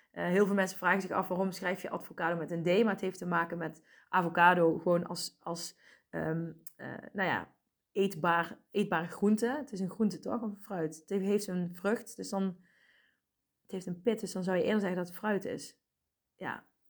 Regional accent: Asten, North Brabant, Netherlands; also born or lived in Helmond / Deurne; ik ben in Asten opgegroeid, een dorp hiernaast

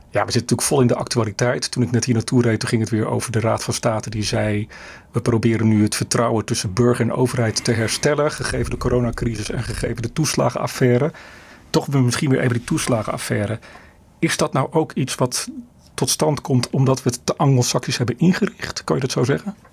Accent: Netherlands

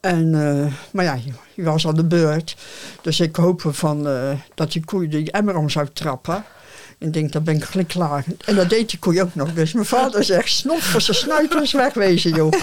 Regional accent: Oude-Tonge, South Holland, Netherlands; moved away as an adult; also born or lived in Rozenburg / Oostvoorne; Geboren op de Zudik, de Oude Tongen. En ik was eh, met de schramp was ik negen jaar. Later ben ik van het eiland afgegaan. Toen ik twintig was

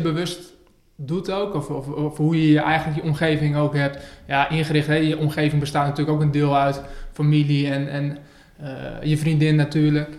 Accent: Northerners, northern Netherlands, Netherlands; We zitten hier in het mooie Groningen in Noorden. Ja, dat vinden we als Noorderlingen

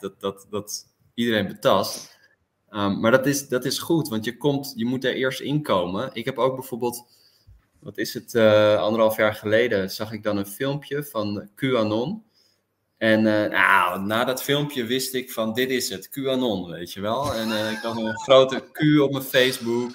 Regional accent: Amsterdam, North Holland, Netherlands; also born or lived in Delft; now in The Hague, Netherlands; Ik woon nu in Den Haag en ik ben geboren in Amsterdam

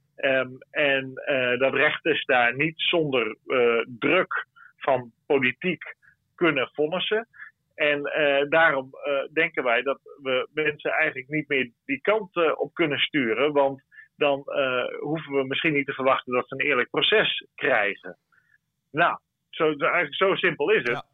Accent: Friesland, Netherlands; now in Brussels, Belgium; ik als Fries

